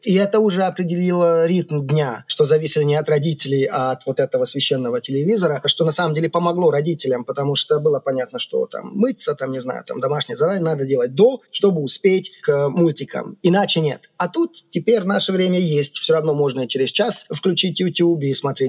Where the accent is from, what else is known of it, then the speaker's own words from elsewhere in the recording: Székesfehérvár, Fejér, Hungary; Russian is a second language; Я вырос не в Будапеште, а в Секешфейерваре